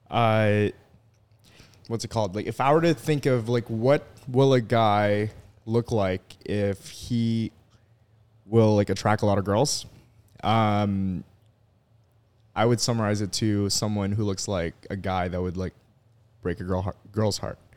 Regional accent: Philippines; moved away; So I grew up in the Philippines

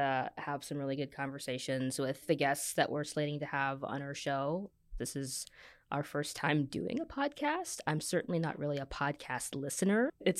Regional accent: Kansas City, Kansas, United States; also born or lived in Virginia / New York; now in Michigan, United States; So I've been in New York for a bit. Half grew up in Kansas City, Kansas, half in Vir

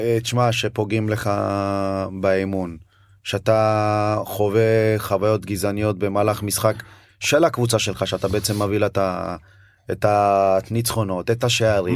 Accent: Ashdod, Southern District, Israel; also born or lived in Addis Ababa, Ethiopia / Beersheba, Israel; לארץ עלינו למרכז קליטה בבאר שבע, כן, שם בעצם היינו באולפן. אה, כל העניין של השפה לימודי שפה כל הדברים האלה. לאחר שנתיים חזרנו אה, לגור ב... עברנו לגור באשדוד

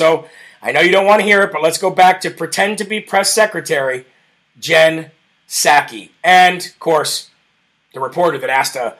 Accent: Iowa, United States; I'm from Jasper County in Iowa. We voted red.

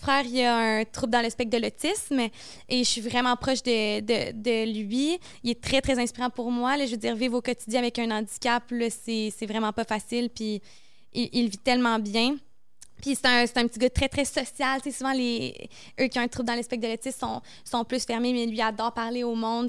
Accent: Montreal, Quebec, Canada; c'est ici, chez nous, à Montréal

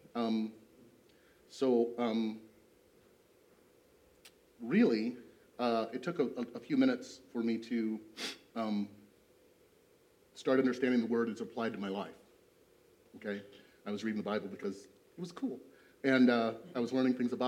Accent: East Moline, Illinois, United States; I grew up in East Moline

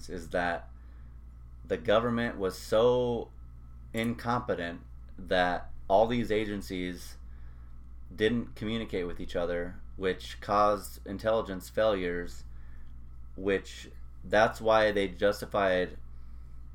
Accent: United States; being an American

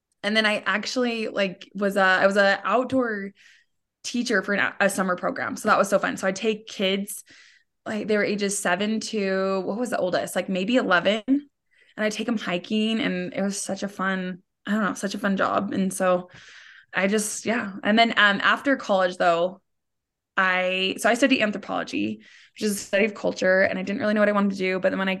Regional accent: Salt Lake City, Utah, United States; I grew up in Salt Lake. I'm live in Salt Lake right now.

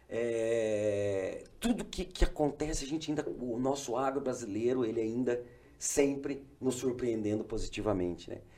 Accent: Umuarama, Paraná, Brazil; born there; also born or lived in Mato Grosso; Minha mãe é gaúcha, meu pai é paranaense, eu nasci em Moarama, no Paraná. Hoje retornei, moro aqui próximo de vocês.

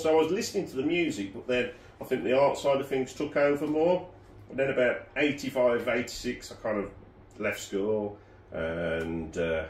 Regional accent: Wolverhampton, West Midlands, United Kingdom; I am from Wolverhampton.

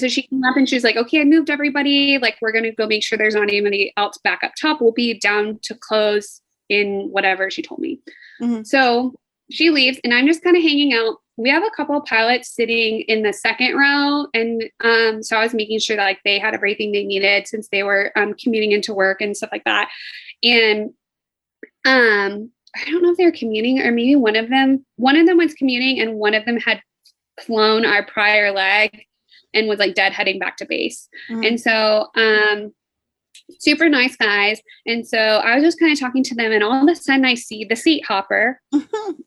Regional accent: Fort Worth, Texas, United States; I'm from Fort Worth and it's way bigger than your city

